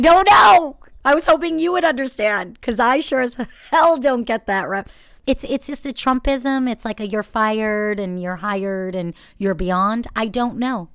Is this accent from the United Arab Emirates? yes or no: no; Israel; I'm still Jewish and, and Israeli